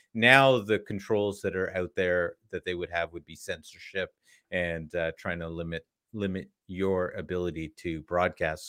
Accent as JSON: {"language": "English", "country": "Canada", "said": "as a Canadian"}